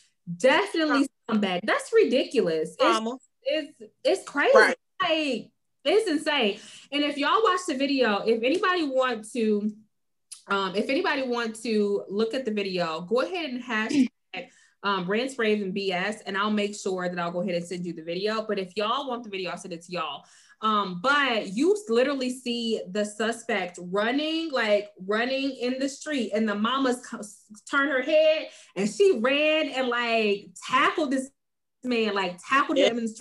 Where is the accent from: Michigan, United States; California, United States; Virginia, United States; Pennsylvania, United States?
Michigan, United States; Detroit; I'm from the D. I'm from Detroit, and we don't do this around these parts.